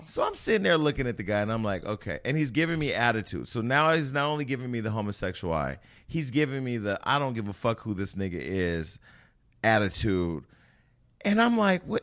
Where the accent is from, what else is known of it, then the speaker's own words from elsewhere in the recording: California, United States; I'm from California.